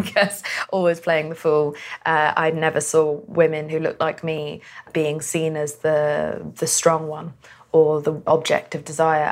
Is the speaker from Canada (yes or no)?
no; United Kingdom; also born or lived in Pakistan; I'm Pakistani and a woman and from Britain